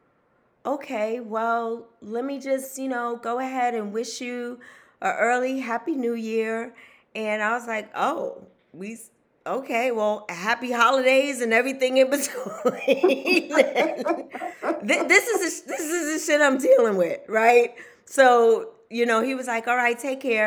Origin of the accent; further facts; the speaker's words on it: New York City, New York, United States; I grew up in Wagner Projects